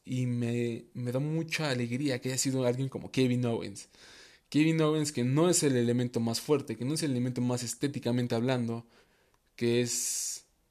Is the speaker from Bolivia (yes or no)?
no; Mexico; yo soy mexicano